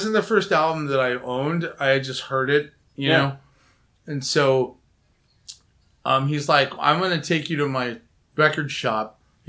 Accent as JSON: {"language": "English", "town": "Pasadena", "region": "California", "country": "United States", "tie": "born or raised there", "said": "I'm from Pasadena, and I saw … when I was 10."}